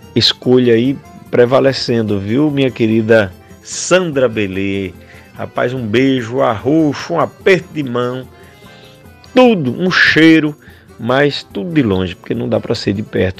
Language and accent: Portuguese; Riachão do Jacuípe, Bahia, Brazil; now in Salvador, Brazil; direto de Salvador, sou de Barreiros, Riachão do Jacuípe